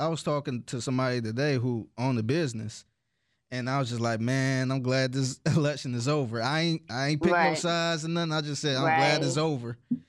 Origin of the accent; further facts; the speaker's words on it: Cleveland, Ohio, United States; moved away; I'm originally from Cleveland, so I was rapping out there.